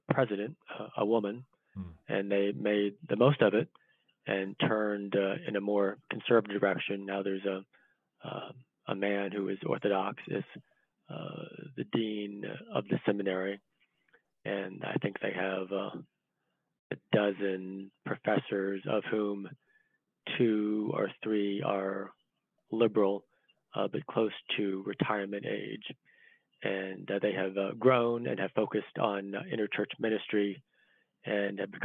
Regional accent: Northern Virginia, United States; I'm from Northern Virginia, outside DC

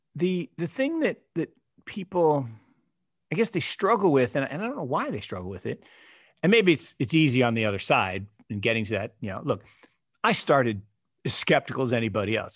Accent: Seattle, Washington, United States; I grew up in Seattle.

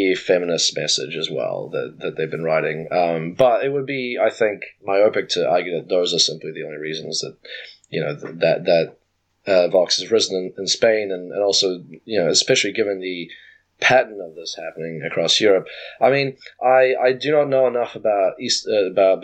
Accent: New Zealand; my home country of New Zealand

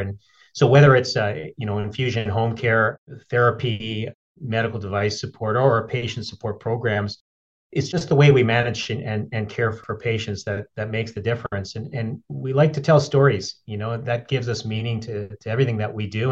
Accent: Edmonton, Alberta, Canada; moved away; also born or lived in Yellowknife; I grew up in Edmonton

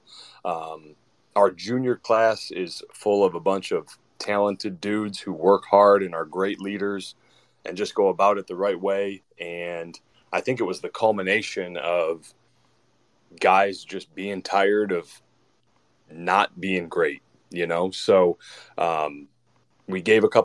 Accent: Michigan, United States; moved away as an adult; now in Georgia, United States; born and raised in Michigan

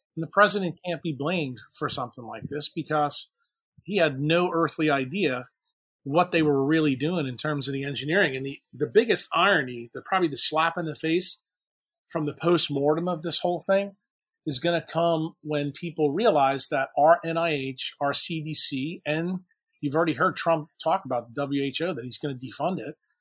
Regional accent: New York City, New York, United States; now in New Orleans, United States; I'm also from New York City

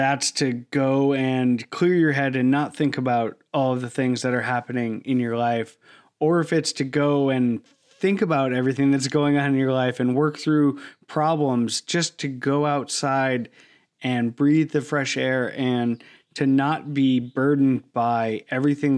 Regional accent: Cleveland, Ohio, United States; I'm from Ohio, I'm from Cleveland

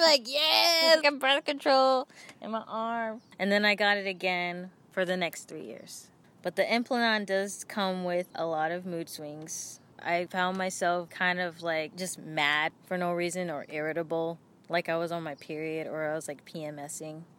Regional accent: Oakland, California, United States; I'm from Oakland, California

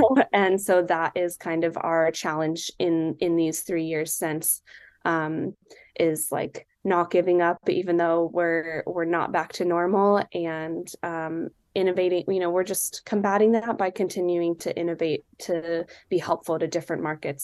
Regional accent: Silicon Valley, California, United States; now in Seattle, United States; I live in Seattle, but I grew up in the Silicon Valley in California

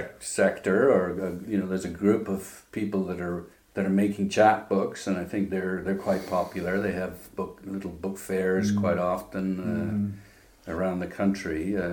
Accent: Saskatchewan, Canada; also born or lived in England; From Canada.

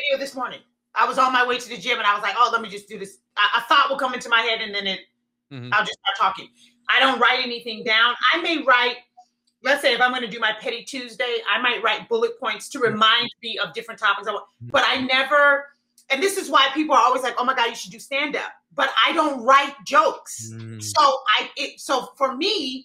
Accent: Southern California, United States; moved away as an adult; also born or lived in Atlanta; I'm originally from Southern California, and I had moved from California to Atlanta.

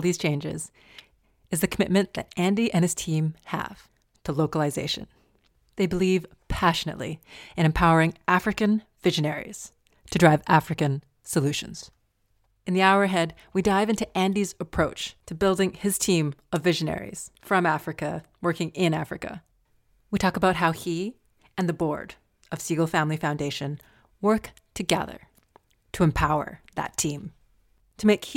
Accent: Alberta, Canada; I grew up in Alberta

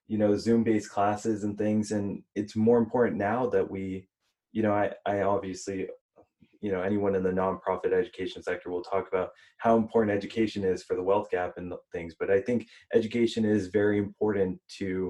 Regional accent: Houston, Texas, United States; I was born in Houston

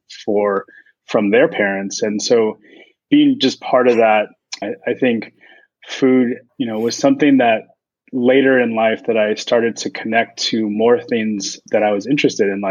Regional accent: San Francisco, California, United States; also born or lived in San Carlos, California; I was born and raised in San Francisco

